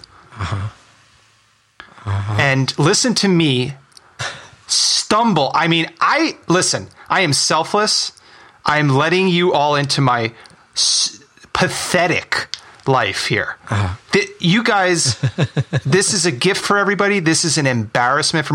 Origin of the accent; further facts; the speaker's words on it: Bergen County, New Jersey, United States; I'm from New Jersey. I'm from Bergen County.